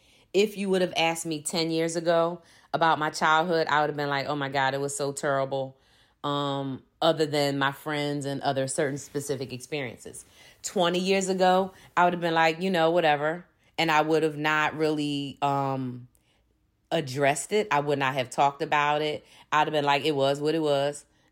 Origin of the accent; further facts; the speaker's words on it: Philadelphia, Pennsylvania, United States; born there; I'm a 53-year-old Black woman, and I was born in 1969 in Philadelphia, Pennsylvania.